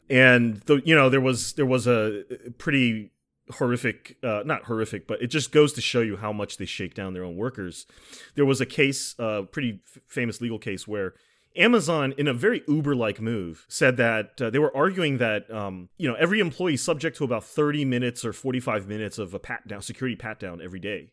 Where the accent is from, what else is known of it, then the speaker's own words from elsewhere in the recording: United States; as an American